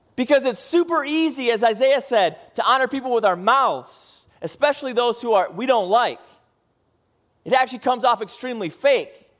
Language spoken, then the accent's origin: English; Midwest, United States; moved away; I grew up in the Midwest and middle of cornfield.